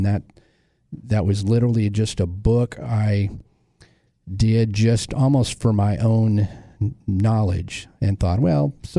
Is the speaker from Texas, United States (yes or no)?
yes; Lake Worth area, Texas, United States; born or raised there